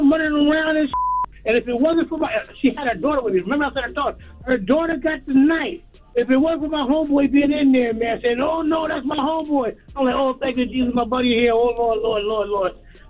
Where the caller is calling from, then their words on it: Albany, New York, United States; from Albany.